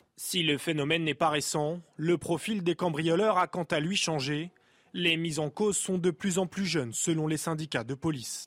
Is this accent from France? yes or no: yes; France; en tant que Français, en France